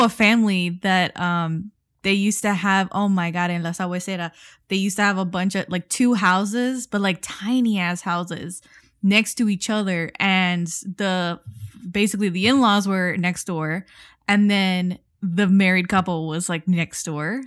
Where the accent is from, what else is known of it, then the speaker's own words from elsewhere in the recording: Miami, Florida, United States; we come from Miami, we come from the South Florida